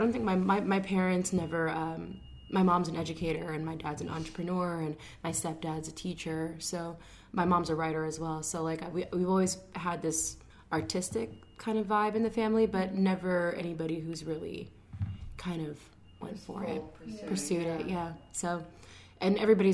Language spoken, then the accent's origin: English; New York, United States; also born or lived in Bronx, New York / Rockland County, New York / Suffern, New York; I was born and raised in New York, I was born in the Bronx, but kind of raised all over. I went to school in Rockland County and Suffern